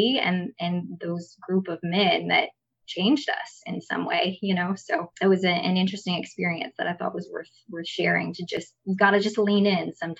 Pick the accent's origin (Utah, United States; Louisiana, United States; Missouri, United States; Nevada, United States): Louisiana, United States; Kaplan; In Kaplan, which is my hometown